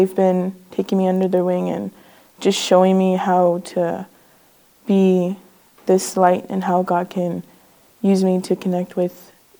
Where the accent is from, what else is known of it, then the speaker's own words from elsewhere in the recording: Nelson House, Manitoba, Canada; I was born and raised in the Shatwaiyasi Cree Nation, which is a small community in Nelson House up north of Manitoba.